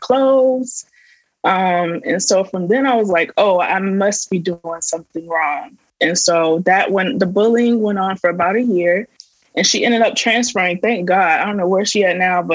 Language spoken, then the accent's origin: English; Tampa, Florida, United States; I'm from Florida